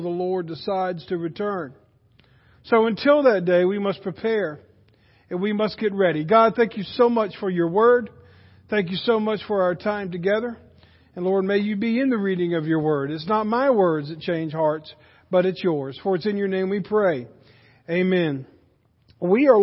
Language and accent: English; United States; as an American